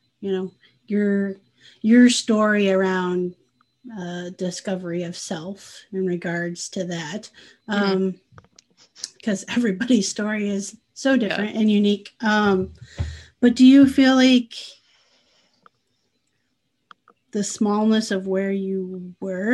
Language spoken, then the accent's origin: English; Midwest, United States; moved away as an adult; also born or lived in Northern San Diego County, California; growing up in the Midwest